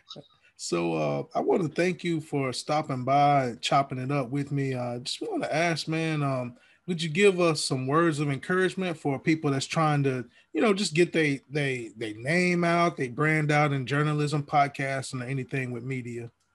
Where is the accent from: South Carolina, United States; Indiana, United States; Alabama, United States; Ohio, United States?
Alabama, United States; moved away as an adult; now in Georgia, United States; I'm from Alabama